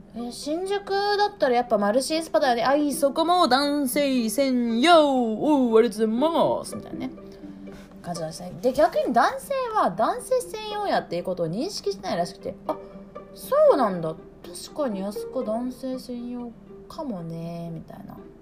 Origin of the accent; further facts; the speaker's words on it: Japan; 私帰国子女ないんですよねもうあの100%のあのピュージャパニーズ